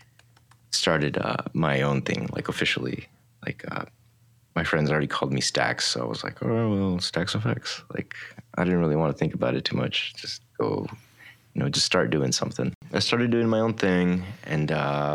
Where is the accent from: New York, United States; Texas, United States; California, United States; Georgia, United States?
California, United States; Oxnard; moved away as an adult; now in Long Beach, United States; I grew up in Oxnard